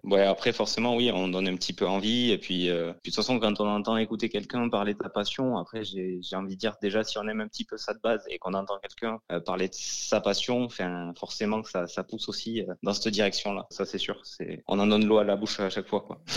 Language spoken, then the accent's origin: French; France; now in Valence, France; je suis originaire dans des Pyrénées